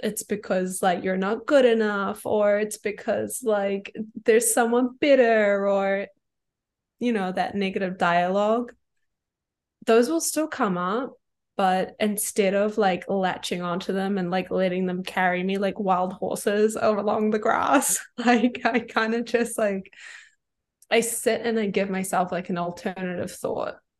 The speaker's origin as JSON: {"language": "English", "country": "New Zealand", "tie": "born or raised there", "moved": "as an adult", "said": "I kind of moved away from my hometown in New Zealand, which is where I'm originally from"}